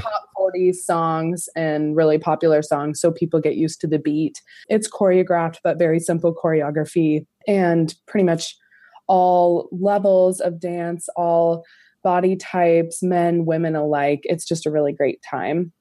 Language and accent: English; Montana, United States; Montana's small, it's a small state, and so in my hometown, there's about sixty thousand